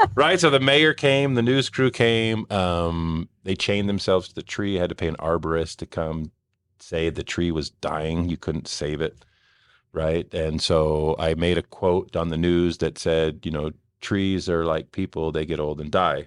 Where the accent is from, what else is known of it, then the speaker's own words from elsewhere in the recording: Bay Area, California, United States; moved away as an adult; also born or lived in Mexico; now in Utah, United States; Originally, um, from California, from the Bay Area